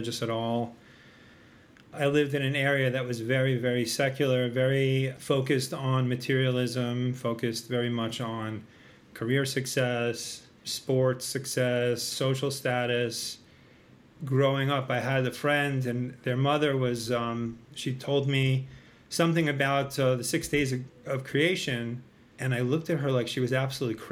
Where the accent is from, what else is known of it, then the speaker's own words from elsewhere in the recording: Long Island, New York, United States; I grew up in Long Island in New York